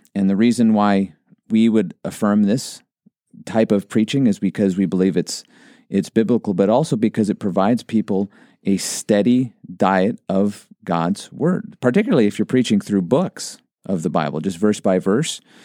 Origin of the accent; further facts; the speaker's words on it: Montana, United States; I grew up in Montana and we'd go on a lot of hikes